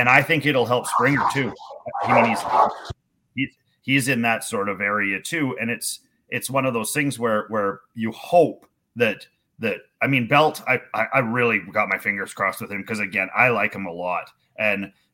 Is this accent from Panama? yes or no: no; Canada; being a Canadian baseball coach